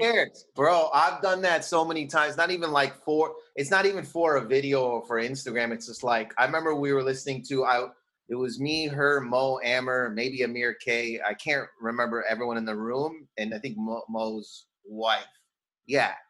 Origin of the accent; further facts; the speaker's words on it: Windsor, Ontario, Canada; moved away as an adult; also born or lived in Toronto / New York; now in Los Angeles, United States; I grew up in Windsor, Ontario, which is on the border of Detroit.